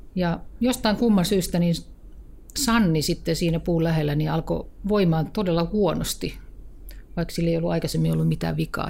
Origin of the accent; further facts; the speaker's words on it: Kirkkonummi, Uusimaa, Finland; No mä oon kotoisin Kirkkonummelta ja tuota, asuin lapsuuteni todella hienon metsäirämaan vieressä